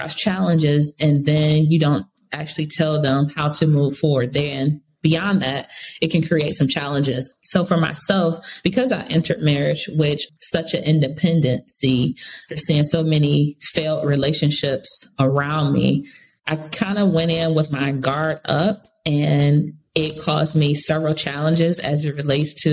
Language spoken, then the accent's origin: English; Cleveland, Ohio, United States; moved away as an adult; now in Charlotte, United States; I'm originally from Cleveland, Ohio. So when I moved from there 10 years ago and came to Charlotte, North Carolina